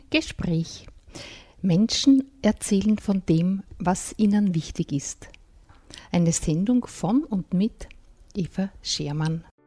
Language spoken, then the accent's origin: German; Mühlviertel, Upper Austria, Austria; bei uns im Mühlviertel